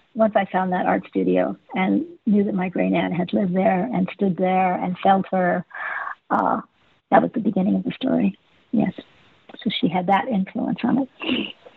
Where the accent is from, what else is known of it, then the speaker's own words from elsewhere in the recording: Los Angeles, California, United States; I grew up in Hollywood